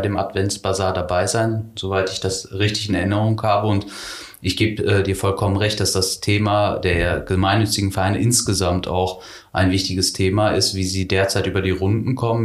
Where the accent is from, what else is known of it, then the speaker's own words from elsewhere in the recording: Herford, North Rhine-Westphalia, Germany; moved away as an adult; also born or lived in Königswinter / Düsseldorf / Berlin; now in Sankt Augustin, Germany; ich bin in Herford geboren, aufgewachsen im Kreis Herford, bis zu meinem 30. Lebensjahr habe ich in Ostwestfalen gelebt